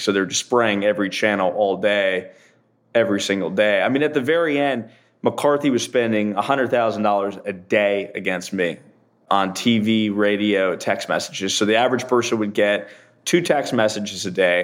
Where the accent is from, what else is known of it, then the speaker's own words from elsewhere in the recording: Central Florida, United States; also born or lived in New York; I'm from Central Florida. I grew up here in Central Florida. I was born in New York, but moved here when I was a kid